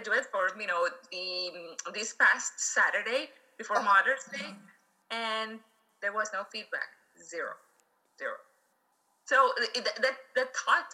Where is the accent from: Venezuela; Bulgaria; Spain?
Venezuela; English is a second language; moved away; We are from Venezuela. And we're also immigrants.